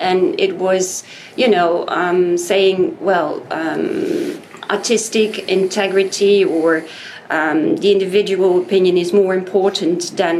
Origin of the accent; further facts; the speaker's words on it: Netherlands; I'm from the Netherlands. I was born after the Second World War